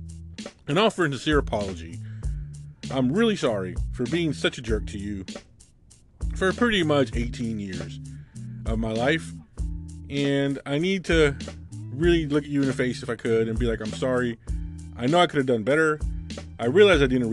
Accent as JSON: {"language": "English", "country": "United States", "tie": "born or raised there", "said": "I grew up right on the Mexican border"}